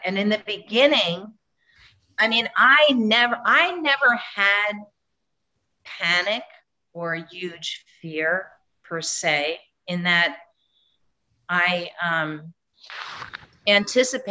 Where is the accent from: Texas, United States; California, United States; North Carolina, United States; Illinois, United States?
California, United States; I'm from California